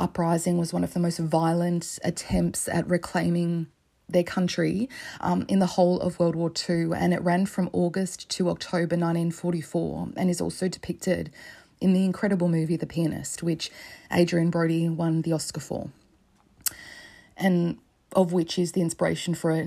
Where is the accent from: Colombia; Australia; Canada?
Australia; As an Australian